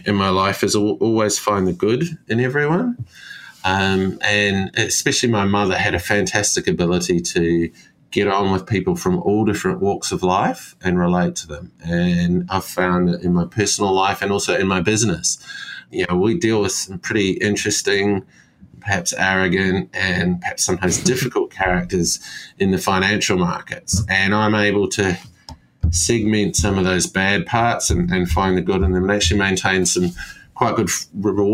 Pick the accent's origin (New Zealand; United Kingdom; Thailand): New Zealand; accent: Kiwi; moved away as an adult; also born or lived in Christchurch, New Zealand / Sydney, Australia; now in Cyprus; I was actually born in Christchurch, New Zealand